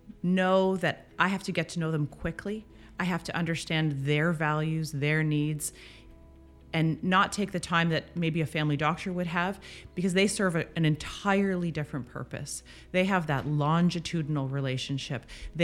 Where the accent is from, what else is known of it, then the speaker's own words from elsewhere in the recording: Winnipeg, Manitoba, Canada; born there; also born or lived in Ottawa / Toronto / Dundas; Yeah, I was born in Winnipeg. I moved with my family. We moved to Ottawa, moved to Toronto.